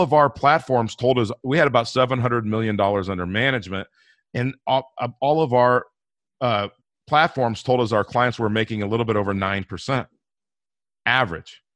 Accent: Inglewood, California, United States; moved away; also born or lived in Denver, Colorado; I grew up in Inglewood, California

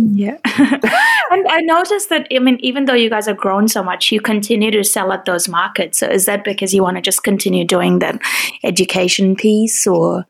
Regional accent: India; as an Indian

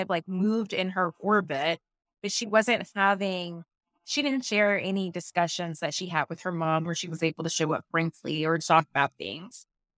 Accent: the South, United States; I'm from the South.

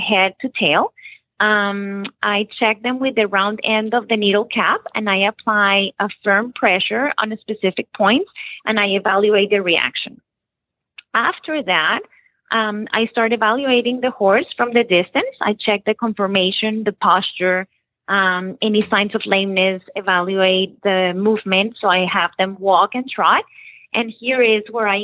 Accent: Bogota, Colombia; moved away as an adult; also born or lived in Nashville, Tennessee; now in Florida, United States; I was born in Nashville, Tennessee, but I was raised in Bogota, Colombia.

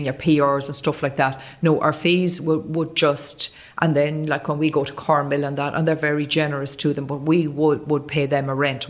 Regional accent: Carrigallen, Connacht, Ireland; I'm from Carrigallan. I'm from just outside Carrigallan, a little place called Drumanure, and that's beside Killigar, the former Lord Kilbracken, out there.

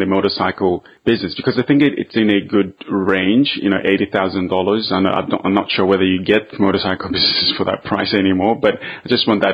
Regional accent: Zambia; first language Bemba; English is a second language; I personally grew up in Zambia. I was born there, and my first language was Bemba as well

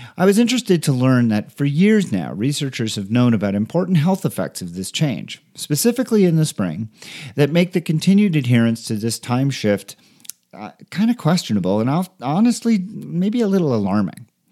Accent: Canada; now in Denver, United States; I am from Canada

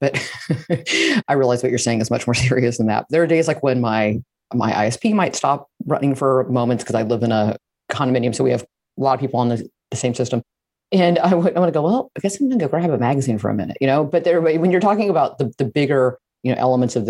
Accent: Midwest, United States; moved away; I am from Midwest, and sometimes I'll go back and read my hometown paper

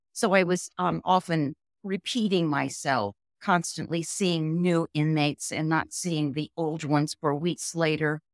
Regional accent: Cincinnati, Ohio, United States; moved away as an adult; also born or lived in Toledo, Ohio / Wyoming; now in Jackson, United States; I was raised mostly in Ohio, born in Toledo, uh, lived mostly in Cincinnati

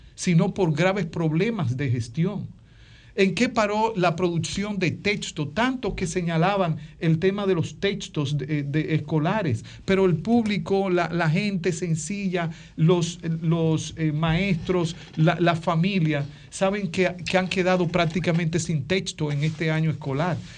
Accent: Dominican Republic

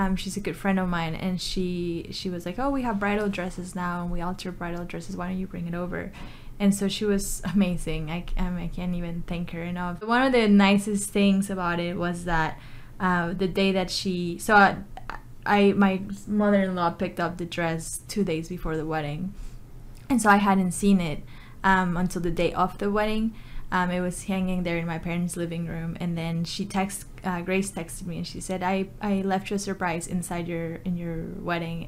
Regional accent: New Braunfels, Texas, United States; also born or lived in Mexico City, Mexico; I'm originally from Mexico City, but I grew up in New Braunfels. So I've been here for over 20 years now.

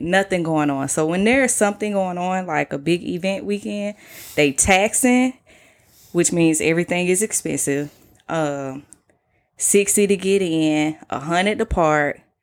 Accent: Atlanta, Georgia, United States; I'm from Atlanta

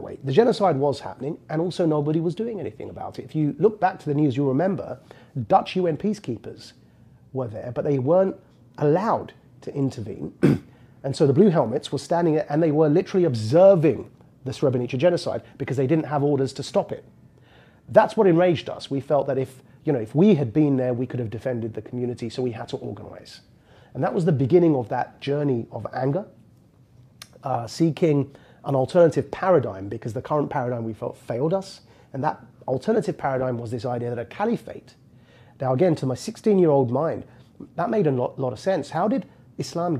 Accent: Essex, East of England, United Kingdom; As a 16-year-old born and raised in the Jersey equivalent of the UK, it's called Essex.

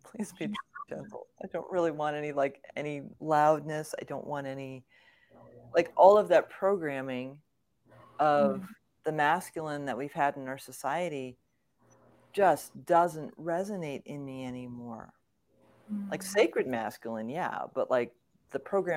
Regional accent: Connecticut, United States; I grew up in Connecticut

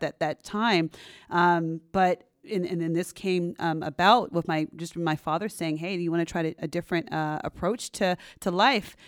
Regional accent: San Jose, California, United States; also born or lived in Stanford, California; I'm a Bay Area native, so I'm from um, pretty much born and raised over here in San Jose, California

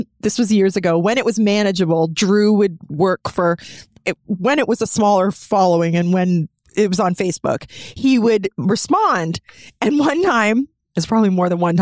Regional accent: Burlington, Ontario, Canada; also born or lived in Ancaster, Ontario; I grew up in Burlington and then I moved to Ancaster and raised my family in Ancaster.

